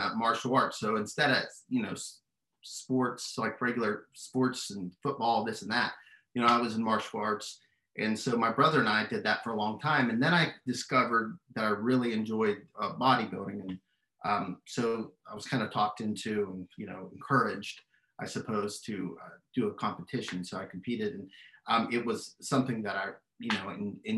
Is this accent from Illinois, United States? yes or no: no; Shinnston, West Virginia, United States; I was born and raised in Shinston